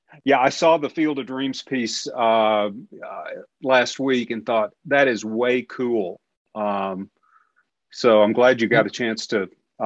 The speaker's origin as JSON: {"language": "English", "town": "Conway", "region": "Arkansas", "country": "United States", "tie": "born or raised there", "also_born_or_lived": "California", "accent": "Southern", "moved": "yes", "said": "You can probably tell I can do a pretty good Southern accent. I can even do a Bill Clinton if I need to. I grew up in Arkansas."}